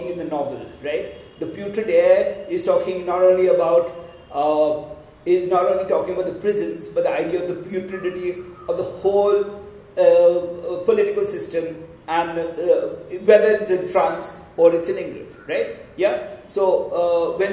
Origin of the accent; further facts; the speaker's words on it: Pune, Maharashtra, India; the town that I was brought up in Pune, right? In a place called Yerabda